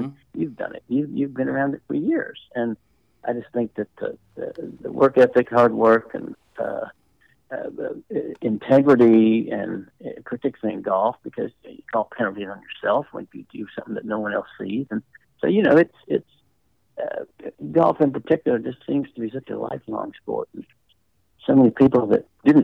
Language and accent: English; Nashville, Tennessee, United States; moved away; also born or lived in Atlanta; I grew up in Nashville